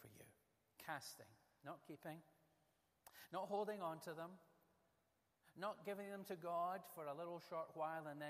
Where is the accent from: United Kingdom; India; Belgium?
United Kingdom; Ayrshire, Scotland; the area where I was born in Ayrshire. When I was a lad, I used to play the same golf courses he would have played